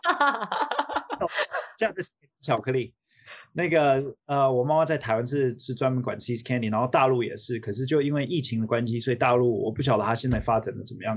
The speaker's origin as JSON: {"language": "Chinese", "country": "United States", "tie": "born or raised there", "also_born_or_lived": "Taiwan", "said": "我小时候是在美国长大的"}